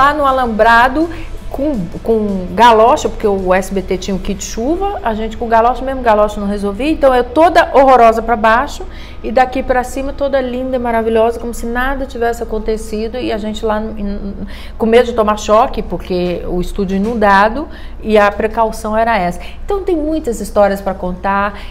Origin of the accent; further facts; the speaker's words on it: Campos dos Goytacazes, Rio de Janeiro, Brazil; eu sou de Campos dos Goitacazes